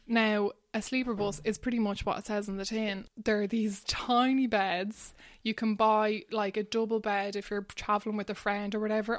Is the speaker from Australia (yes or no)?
no; Ballywilliam, Leinster, Ireland; moved away as an adult; now in Barcelona, Spain; I grew up in Wexford in a tiny little village called Ballywilliam.